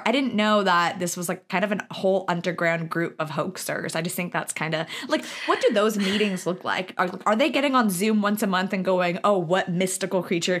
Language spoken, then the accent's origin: English; Lahaina, Hawaii, United States; moved away; Lahaina is such a part of us. It's where we were raised.